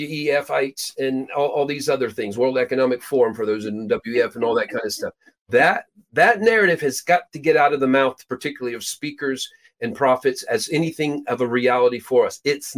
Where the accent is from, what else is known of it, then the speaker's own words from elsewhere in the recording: Peru; Literally, I was born and raised in Peru, South America. My parents were missionaries there.